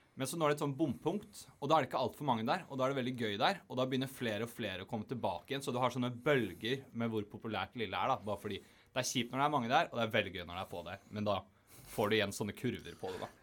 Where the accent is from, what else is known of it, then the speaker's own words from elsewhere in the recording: Eastern Norway, Norway; now in Bergen, Norway; som østlending